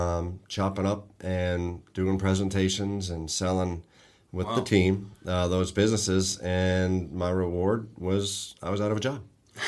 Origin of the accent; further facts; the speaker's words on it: Sturbridge, Massachusetts, United States; I grew up in Massachusetts, Sturbridge, Massachusetts, to be specific, which was a great place to grow up.